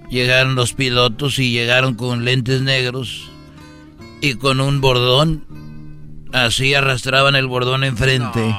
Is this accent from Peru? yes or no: no; Huentitán, Jalisco, Mexico; born there; donde yo nací en Huentitán es un pueblo muy chiquito y cuando digo chiquito no te doy nada.